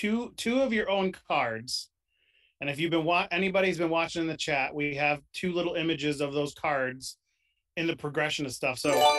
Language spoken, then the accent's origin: English; New York, United States; also born or lived in tri-state area; So, being from New York, I grew up in New York. I lived in the tri-state area for a while.